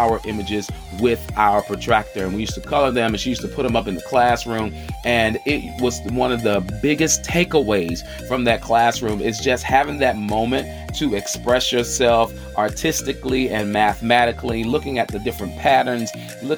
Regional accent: Charlotte, North Carolina, United States; I'm hailing from the South by way of the QC, the Queen City, Charlotte, North Carolina

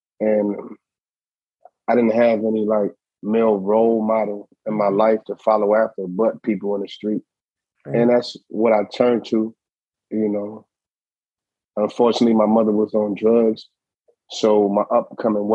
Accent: New York City, New York, United States; moved away as an adult; now in Ohio, United States; I'm from Brooklyn

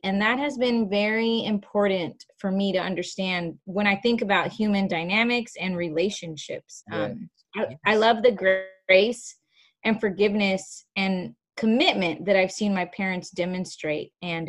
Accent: Dallas, Texas, United States; also born or lived in Naples, Florida; I was not born in Dallas, Texas, so that's kind of fun. I was born in Florida, in Naples, Florida, a little town called Naples.

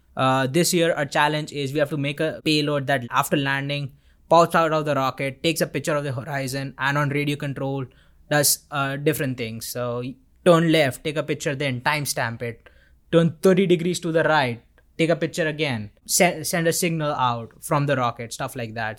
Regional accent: Vadodara, Gujarat, India; moved away as an adult; now in Auburn, United States; I'm from Vadodara, India

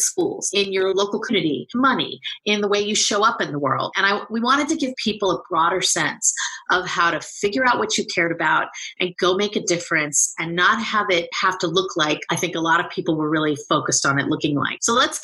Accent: Bay Area, California, United States; also born or lived in New York; We are both from the Bay Area

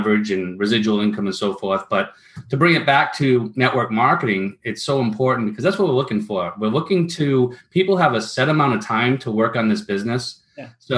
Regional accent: Rhode Island, United States; I grew up in Rhode Island

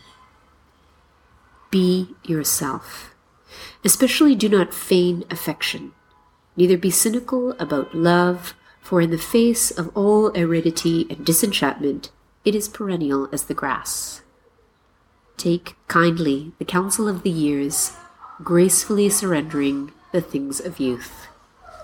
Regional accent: Mississauga, Ontario, Canada; moved away as an adult; now in Nanjing, China; the house I grew up in Mississauga, Ontario

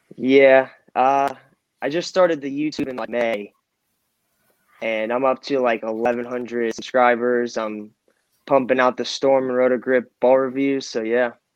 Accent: Florida, United States; I'm from Florida.

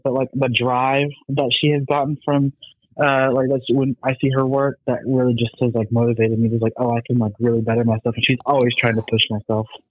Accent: Kingsport, Tennessee, United States; also born or lived in Kaliningrad, Russia; I was born in Kaliningrad, Russia. I was adopted, and then I've lived in Kingsport

